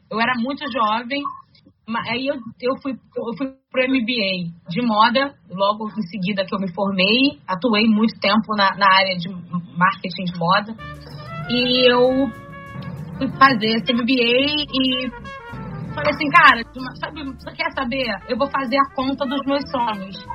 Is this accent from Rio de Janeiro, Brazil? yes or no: yes; Rio de Janeiro, Brazil; E eu sou do Meire, eu sou nascido no Engenho Novo e moro no Meire desde, desde a minha adolescência, né? Que são bairros vizinhos, né?